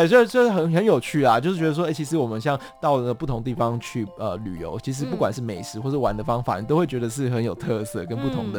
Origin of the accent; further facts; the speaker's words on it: Taipei, Taiwan; 因为其实我自己是纯台北的小孩子，对，我就是台北人。然后我到了台南之后，我发现哎，他们的食物啊